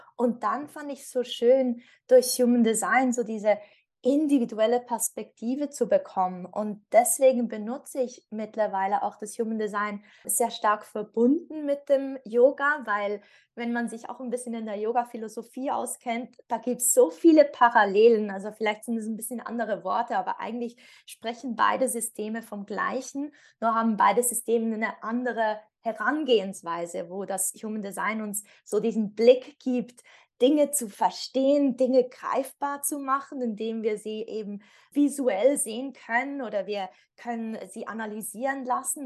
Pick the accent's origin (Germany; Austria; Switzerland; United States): Switzerland; ich komme aus der Schweiz.